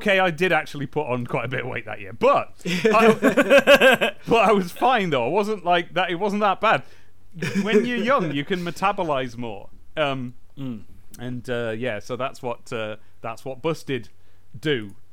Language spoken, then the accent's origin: English; Southend-on-Sea, East of England, United Kingdom; Hey, I'm from Southend-on-Sea. I resent that. That's a stereotype.